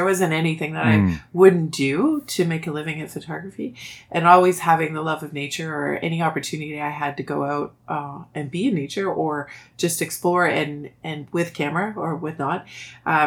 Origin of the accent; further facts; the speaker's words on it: Ottawa, Ontario, Canada; I grew up in Ottawa, and I've lived and stayed in Ottawa my entire career